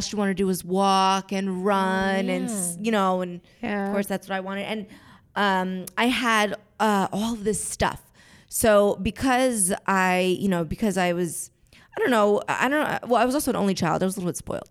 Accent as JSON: {"language": "English", "area": "Jersey Shore", "region": "New Jersey", "country": "United States", "tie": "born or raised there", "said": "I grew up on the Jersey Shore"}